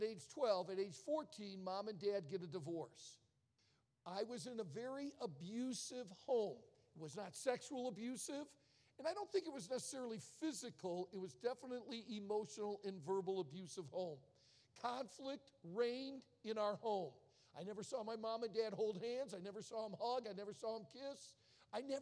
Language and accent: English; outside of Detroit, Michigan, United States; I was born and raised outside of Detroit